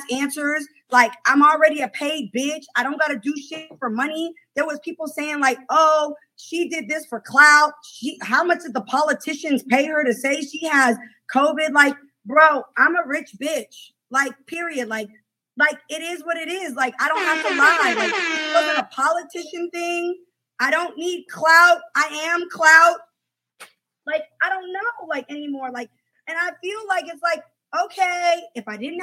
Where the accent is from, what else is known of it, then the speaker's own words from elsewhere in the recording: the Bay Area, California, United States; we both from the Bay